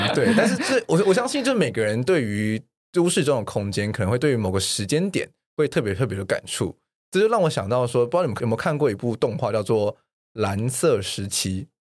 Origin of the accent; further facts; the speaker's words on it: Taiwan; 我们比较知道我们自己所谓的台湾人是谁了